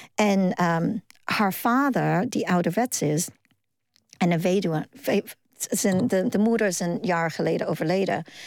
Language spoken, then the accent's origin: Dutch; New York, United States; Dutch is a second language; moved away as an adult; also born or lived in Hong Kong; now in Netherlands; ik ben in Hongkong geboren. En eh, ik ben in Amerika opgegroeid en natuurlijk ook nu in Nederland